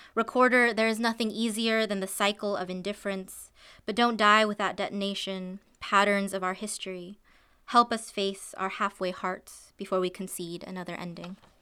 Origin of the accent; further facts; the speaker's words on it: Isla Vista, California, United States; there was actually a shooting in my hometown